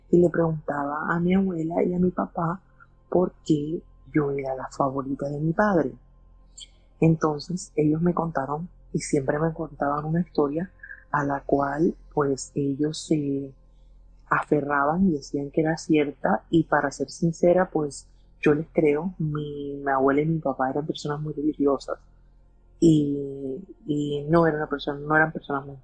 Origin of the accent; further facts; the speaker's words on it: Colombia; nosotros somos de Colombia, pero pues en ese momento mis abuelos eran inmigrantes eh, colombianos de Venezuela, vivían en Estados Unidos.